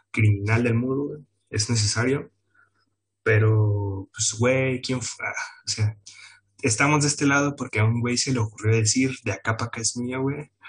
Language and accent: Spanish; Mexico; la neta, el cáncer de este país somos los mexicanos.